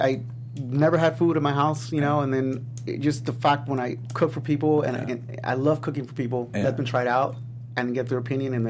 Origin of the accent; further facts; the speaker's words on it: Los Angeles, California, United States; also born or lived in Eagle Rock; I was born and raised in Highland Park.